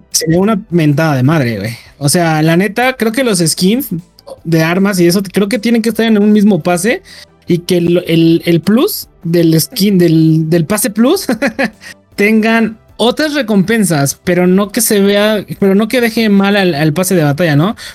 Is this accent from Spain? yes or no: no; Mexico; el podcast somos mexicanos, las tres